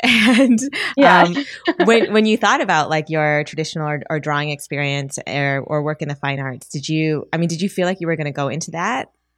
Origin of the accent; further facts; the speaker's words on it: Midwest, United States; I'm from the Midwest and, you know, I have traditional parents.